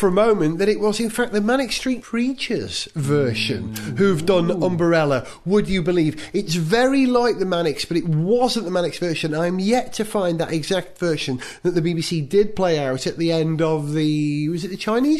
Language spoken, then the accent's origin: English; Wales, United Kingdom; accent: Welsh; I'm the Welsh one